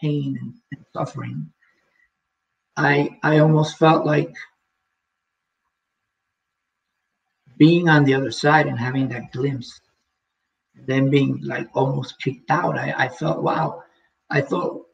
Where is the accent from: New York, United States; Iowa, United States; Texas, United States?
New York, United States; New York City; now in Okanagan, Canada; I'm from New York City, where what I know is just a bunch of buildings and the concrete jungle